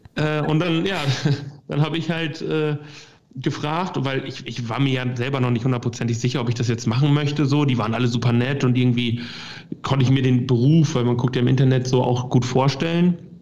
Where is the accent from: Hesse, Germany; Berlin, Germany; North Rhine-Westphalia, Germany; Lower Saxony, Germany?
Lower Saxony, Germany; Lingen; moved away as an adult; also born or lived in Hamburg; bei uns in Lingen